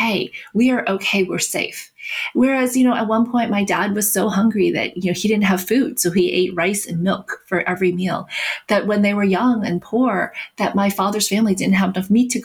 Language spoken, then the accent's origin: English; South Carolina, United States; also born or lived in New York; Growing up, being one of the very few Asian Americans in South Carolina